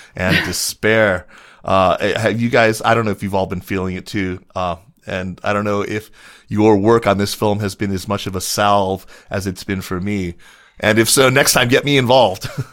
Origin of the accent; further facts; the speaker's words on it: Tucson, Arizona, United States; my hometown of Tucson, Arizona